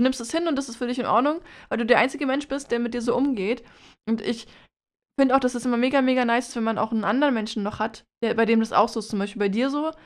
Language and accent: German; Germany; als Deutscher